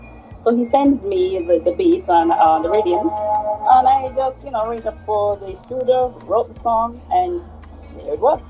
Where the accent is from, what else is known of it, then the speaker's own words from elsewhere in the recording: Saint James, Jamaica; Yeah, I was born in St. James.